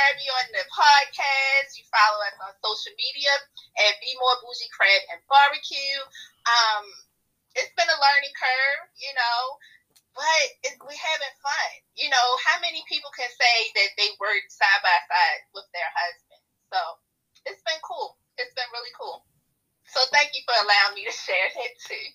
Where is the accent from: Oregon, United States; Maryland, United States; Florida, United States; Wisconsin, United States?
Maryland, United States; Baltimore; growing up in Baltimore City